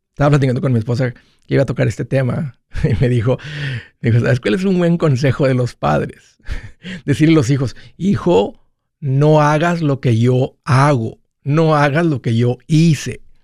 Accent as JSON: {"language": "Spanish", "town": "Matamoros", "region": "Tamaulipas", "country": "Mexico", "moved": "yes", "said": "en Matamoros, de donde yo vengo"}